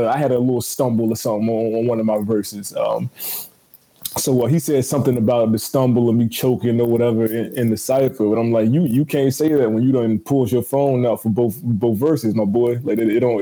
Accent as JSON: {"language": "English", "region": "Virginia", "country": "United States", "also_born_or_lived": "Newark, New Jersey", "said": "I'm from Virginia"}